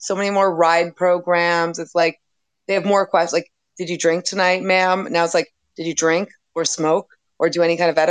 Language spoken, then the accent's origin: English; Ottawa, Ontario, Canada; also born or lived in Calgary, Alberta; I was born in Calgary, but I've been residing in Ottawa for the rest of my life